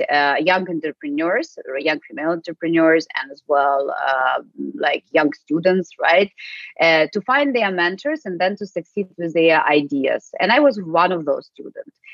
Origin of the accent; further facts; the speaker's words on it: Ukraine; English is a second language; moved away as an adult; also born or lived in United States / Spain / Russia / Ireland; now in Germany; I'm originally from Ukraine, uh, but uh, since 19, uh, so for the last over like 15 years, I'm working outside actually and living, not only working but living outside